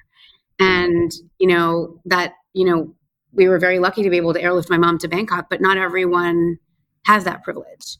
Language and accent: English; United States; moved away as an adult; also born or lived in Afghanistan; now in Dhaka, Bangladesh; I'm American by birth. I was born and raised in the United States, but my family is originally from Bangladesh